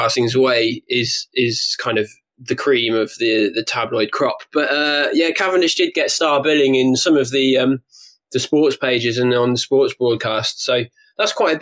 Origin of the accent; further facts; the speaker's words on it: United Kingdom; as a Brit, obviously, and kind of growing up at a time when he was in his prime